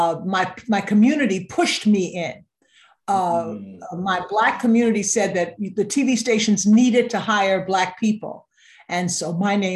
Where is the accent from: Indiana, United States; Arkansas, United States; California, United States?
Arkansas, United States; Little Rock; now in Boston, United States; I grew up in Little Rock, Arkansas, at a time when Martin Luther King was just beginning